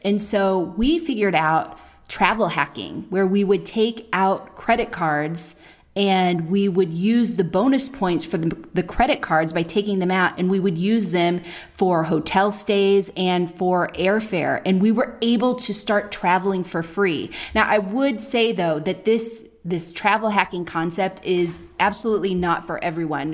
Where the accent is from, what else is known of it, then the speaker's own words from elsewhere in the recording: Oakland, California, United States; moved away; we're from Oakland